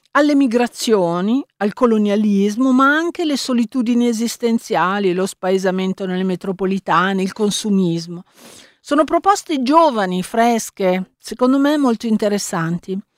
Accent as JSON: {"language": "Italian", "country": "Turkey", "second_language": "Italian", "said": "Sono turca."}